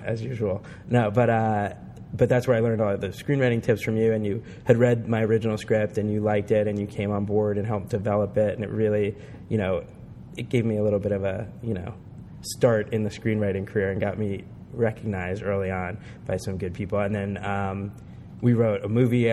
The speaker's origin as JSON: {"language": "English", "region": "New Jersey", "country": "United States", "said": "I'm from Jersey"}